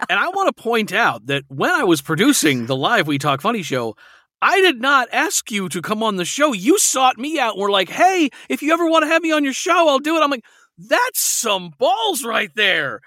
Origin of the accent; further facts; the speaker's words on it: Alaska, United States; I grew up in Alaska